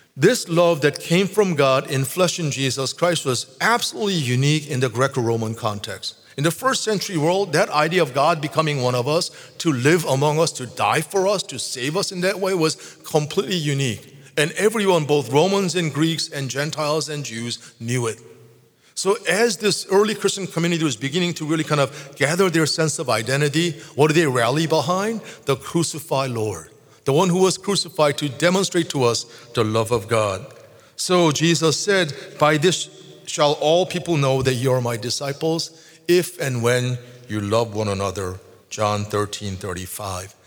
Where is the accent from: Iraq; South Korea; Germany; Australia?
South Korea; moved away; I grew up in Korea